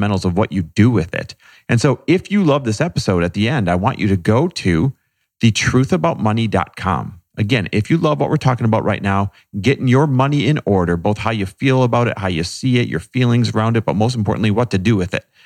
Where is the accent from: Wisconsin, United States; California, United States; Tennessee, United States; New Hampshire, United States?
Wisconsin, United States; I'm Midwest born and raised, Wisconsin area